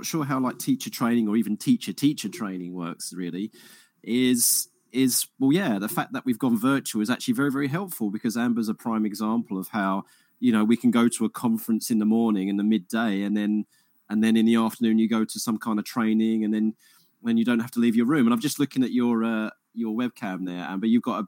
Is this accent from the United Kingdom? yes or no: yes; Harlow, East of England, United Kingdom; I'm from Essex myself. I'm originally from Harlow, right?